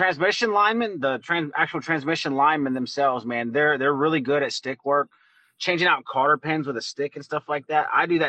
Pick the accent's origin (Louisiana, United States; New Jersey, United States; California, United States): Louisiana, United States; I'm from Louisiana